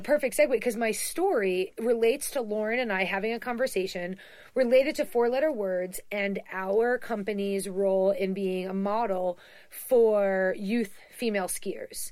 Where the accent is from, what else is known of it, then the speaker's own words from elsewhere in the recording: East Coast, United States; we're both from the East Coast